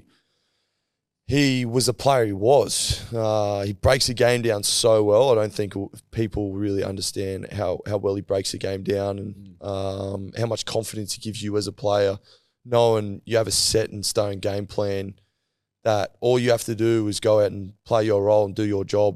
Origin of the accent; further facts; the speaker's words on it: Queensland, Australia; I feel like being a Queenslander